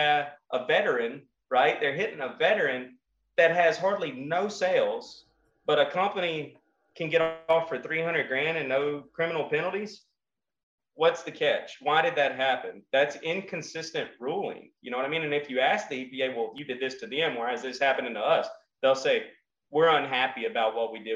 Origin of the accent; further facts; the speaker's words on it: Kinder, Louisiana, United States; I'm from Kinder, Louisiana. If you come out where I'm at, we have cows and fields.